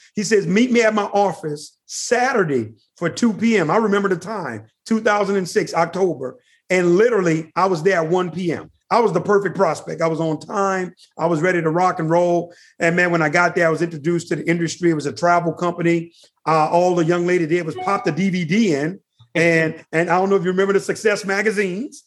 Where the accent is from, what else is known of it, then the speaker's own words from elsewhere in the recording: New Orleans, Louisiana, United States; now in Atlanta, United States; I'm originally from New Orleans, Louisiana